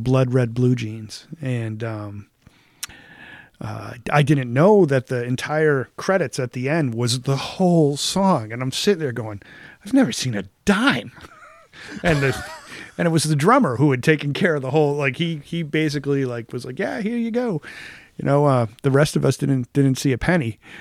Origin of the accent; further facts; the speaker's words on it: Boston, Massachusetts, United States; I grew up with BCN in Boston